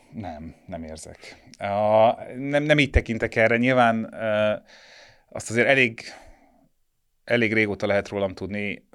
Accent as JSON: {"language": "Hungarian", "region": "Budapest", "country": "Hungary", "tie": "born or raised there", "said": "világéletemben itt laktam, itt születtem"}